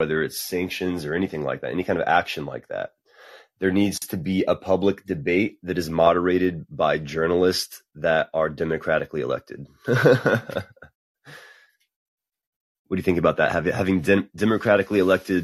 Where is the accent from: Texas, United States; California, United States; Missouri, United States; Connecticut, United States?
Texas, United States; As a Texan